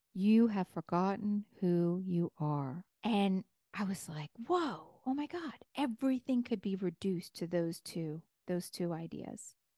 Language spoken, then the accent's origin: English; New York, United States; I'm a New Yorker.